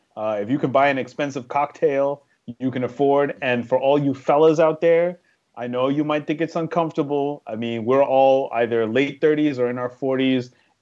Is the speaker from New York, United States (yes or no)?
yes; New York, United States; moved away; also born or lived in DC, Maryland, Virginia (DMV); Shout out to the DMV. It was my home for like 14 years. Like, I'm a New Yorker, but like, I love me some DMV too.